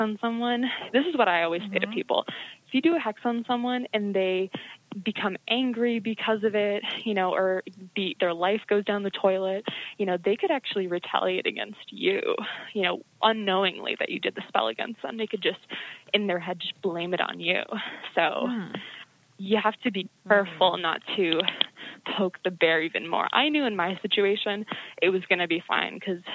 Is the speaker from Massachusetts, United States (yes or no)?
yes; Salem, Massachusetts, United States; I'm from Salem, Massachusetts